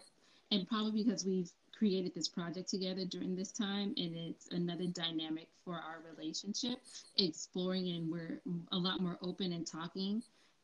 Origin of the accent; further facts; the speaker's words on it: California, United States; now in Atlanta, United States; I'm from California originally